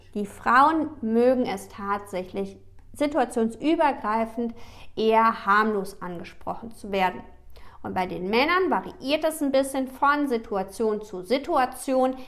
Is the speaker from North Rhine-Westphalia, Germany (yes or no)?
yes; Düsseldorf, North Rhine-Westphalia, Germany; ich komme aus Düsseldorf